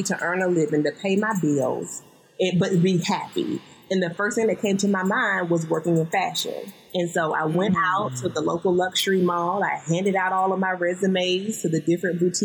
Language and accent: English; the South, United States; I'm from the South, y'all. You may hear it in my voice.